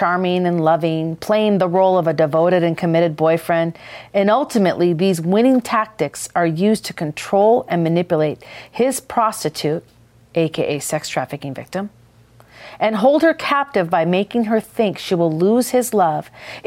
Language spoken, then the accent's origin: English; Minnesota, United States; I'm from Minnesota